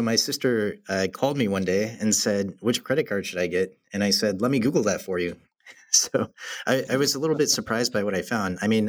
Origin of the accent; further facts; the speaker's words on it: the South, United States; it's quite different culturally than growing up in the South.